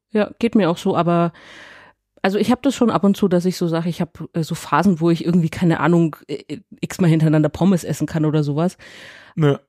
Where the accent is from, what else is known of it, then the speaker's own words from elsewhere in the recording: Nuremberg, Bavaria, Germany; ich komme aus Eibach und Röthenbach, so hart an der Grenze